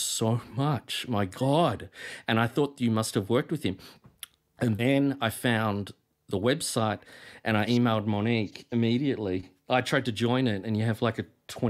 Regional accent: Australia; I'm from Australia

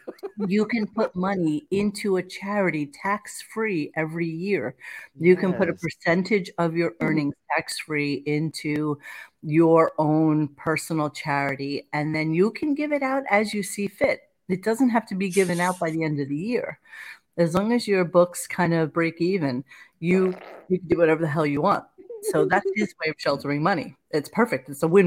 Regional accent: Canada; I'm from Canada, so I'm genuinely wondering.

